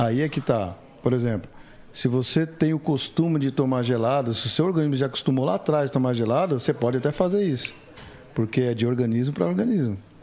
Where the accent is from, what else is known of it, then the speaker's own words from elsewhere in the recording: São Paulo, Brazil; São Paulo. Graças a Deus, terra da garoa.